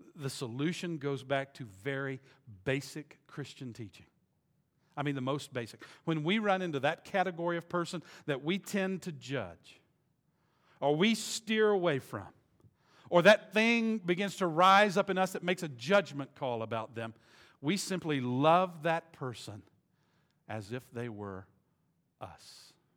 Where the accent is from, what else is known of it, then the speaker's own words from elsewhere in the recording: the South, United States; I was raised in the South